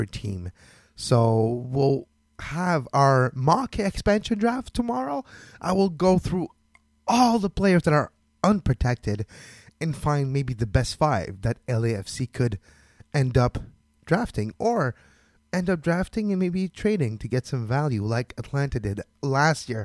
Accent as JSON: {"language": "English", "town": "Montreal", "region": "Quebec", "country": "Canada", "said": "I'm from Montreal. I'm in Montreal"}